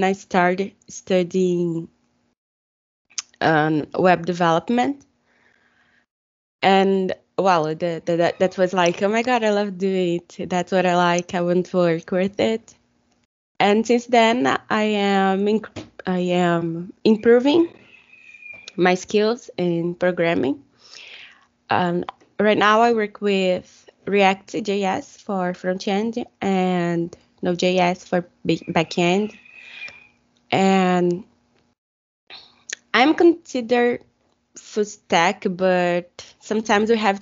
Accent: Brazil; English is a second language; I'm from Brazil

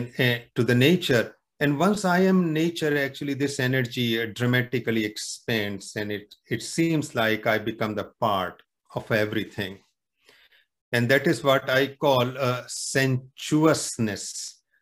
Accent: near the Himalayas, northern India, India; moved away as an adult; now in Canada; originally I am from India, northern India, very close to the Himalayas. And I'm settled now in Canada

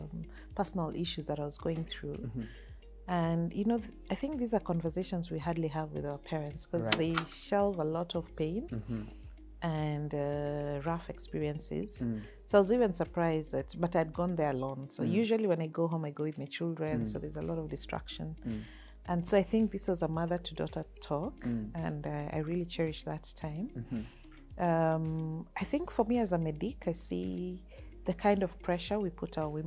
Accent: Kitale, Trans-Nzoia County, Kenya; also born or lived in Mombasa / Bunyore; I was raised in Kitale, so I'm a rural girl.

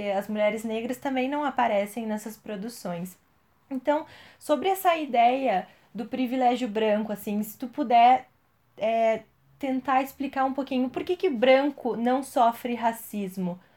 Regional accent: Brazil; A gente, enquanto brasileiro, a gente não conhece a história do nosso povo

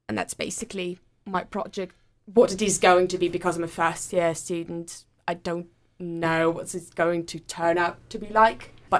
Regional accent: Saint Petersburg, Russia; moved away as an adult; also born or lived in Durham, United Kingdom; now in Manchester, United Kingdom; I do come from abroad. I'm Russian. I come from St. Petersburg. I did my undergraduate and my master's in Durham University, which was the first place in the UK that I came to 5 years ago now

